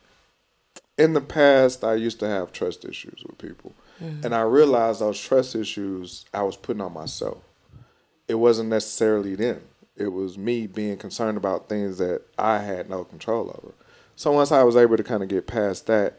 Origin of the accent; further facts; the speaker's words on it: the South, United States; I'm from the South.